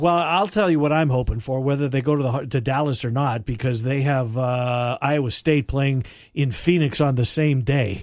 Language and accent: English; Winnipeg, Manitoba, Canada; my hometown had a team